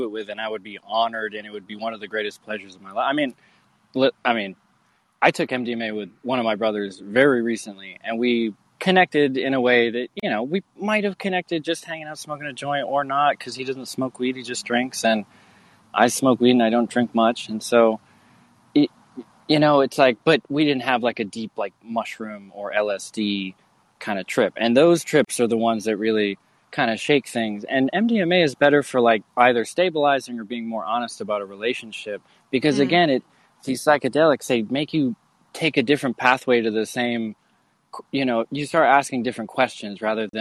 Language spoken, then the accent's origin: English; Maine, United States; I grew up in Maine